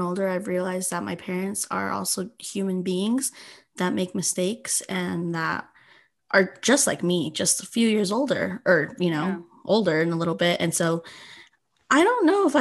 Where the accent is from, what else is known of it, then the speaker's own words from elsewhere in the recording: Utah, United States; first language Spanish; English is a second language; also born or lived in California; I am Guatemalan, but I was born in California and grew up in Utah